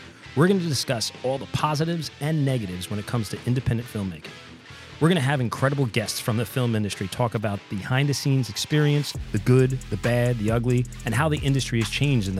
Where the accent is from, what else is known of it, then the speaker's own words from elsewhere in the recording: Hillsborough, New Jersey, United States; It's located in Hillsborough, New Jersey, my hometown, where I live now.